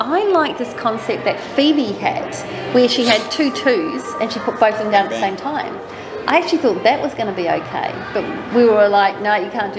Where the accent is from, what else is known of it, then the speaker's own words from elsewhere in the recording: New Zealand; I'm from New Zealand